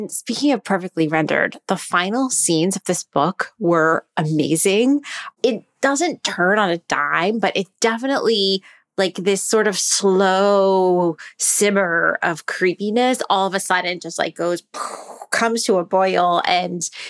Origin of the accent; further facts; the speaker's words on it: New York City, New York, United States; being a New Yorker, even though I don't live in Brooklyn